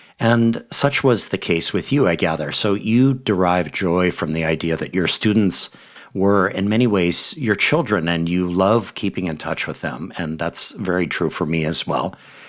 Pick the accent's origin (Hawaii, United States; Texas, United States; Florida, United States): Hawaii, United States; my home state in Hawaii